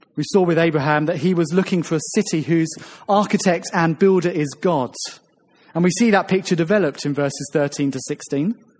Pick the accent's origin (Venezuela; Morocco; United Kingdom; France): United Kingdom; Ramsgate, South East England; now in St Albans, United Kingdom; When I moved from my hometown of Ramsgate down in the southeast coast to St. Albans